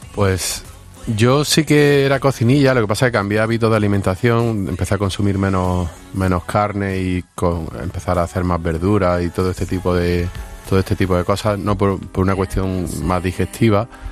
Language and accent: Spanish; Granada, Andalusia, Spain; yo soy de Granada